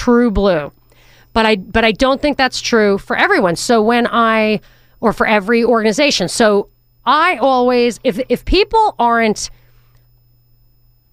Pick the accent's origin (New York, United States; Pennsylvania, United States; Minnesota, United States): New York, United States; this New Yorker